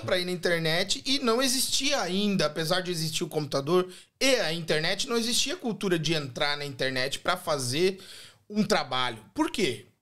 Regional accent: Joinville, Santa Catarina, Brazil; moved away as an adult; now in Australia; eu nasci em Joinville, Santa Catarina, Santa e Bela Catarina, né? E eu vim para a Austrália em 2016

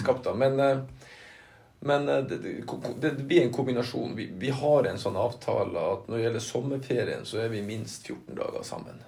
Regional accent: Lødingen, Nordland, Norway; also born or lived in Narvik; Jeg er født, i Narvik, da. Mm. Men jeg er oppvokst på Lødingen

